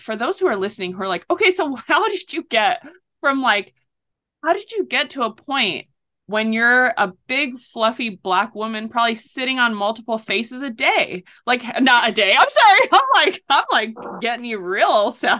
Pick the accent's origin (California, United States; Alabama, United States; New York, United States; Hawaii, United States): Hawaii, United States; North Shore of Oahu; I grew up on the North Shore of Oahu